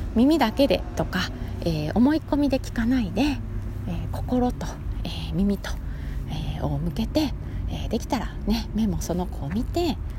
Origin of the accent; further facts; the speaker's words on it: Kansai, Japan; 関西にね生まれ育っているので